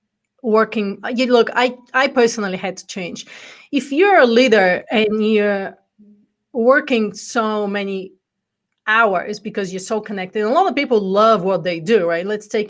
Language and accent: English; Bulgaria; accent: Bulgarian; English is a second language; now in United States; Well, actually, before I came from the corporate world, I came from Bulgaria, which is where the accent's from. So I'm actually a first generation immigrant in America